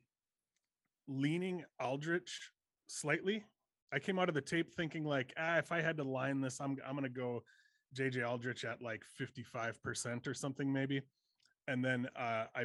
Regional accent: Fargo, North Dakota, United States; moved away; I'm from Fargo, North Dakota originally

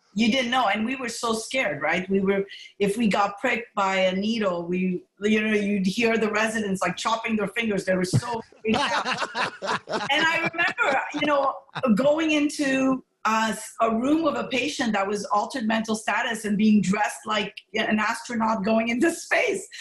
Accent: Montreal, Quebec, Canada; moved away; also born or lived in Morocco / Nova Scotia; I was born in Morocco. Uh, my parents, you know, my background is uh, I'm pretty much a mutt, like Spanish background, German you name it, it's all mixed in. Italian, I was happy to see on 23andMe, I have some Italian blood, um, and Greek. So I'm a mutt. And essentially, my parents immigrated to Montreal. I was raised in Montreal

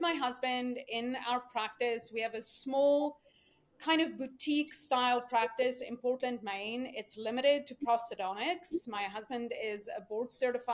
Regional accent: South Africa; moved away as an adult; now in United States; I came here from South Africa

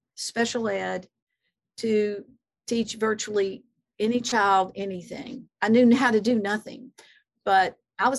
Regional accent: the South, United States; growing up in the South

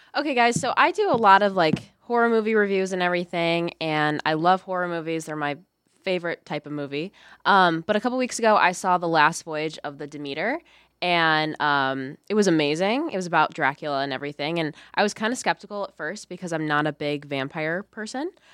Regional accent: Lockport, Illinois, United States; I'm from Lockport, Illinois

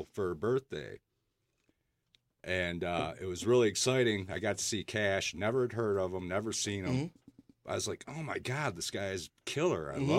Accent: Waterford, Michigan, United States; Actually, I grew up in Waterford.

